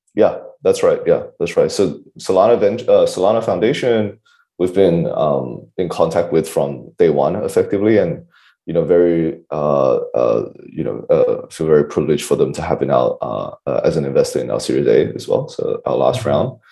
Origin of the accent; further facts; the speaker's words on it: Australia; I'm an Aussie